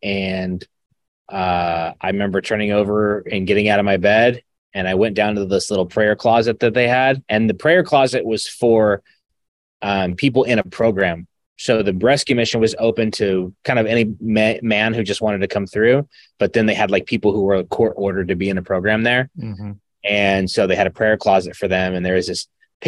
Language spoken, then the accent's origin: English; Arizona, United States; also born or lived in Fresno, California; I grew up in Arizona. I was born in Fresno, grew up in Arizona